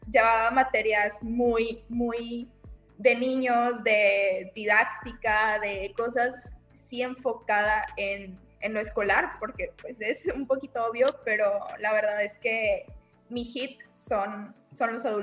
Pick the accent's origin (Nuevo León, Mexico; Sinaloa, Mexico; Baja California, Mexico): Nuevo León, Mexico; Monterrey; soy regia, soy pedagoga.